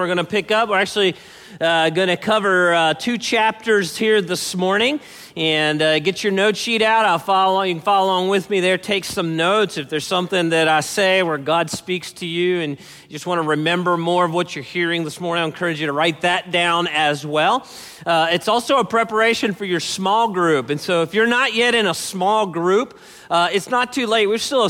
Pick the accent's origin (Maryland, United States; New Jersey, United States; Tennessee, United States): Maryland, United States; Baltimore; I grew up in Baltimore, and that was my hometown.